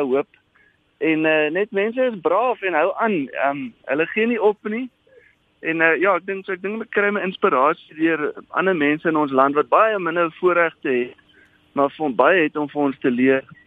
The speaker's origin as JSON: {"language": "Afrikaans", "country": "South Africa", "also_born_or_lived": "Johannesburg", "said": "as 'n Afrikaner"}